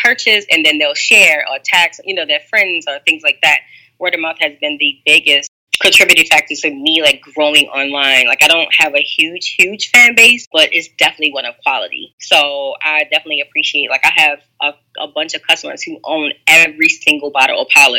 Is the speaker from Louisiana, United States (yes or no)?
yes; New Orleans, Louisiana, United States; I'm from New Orleans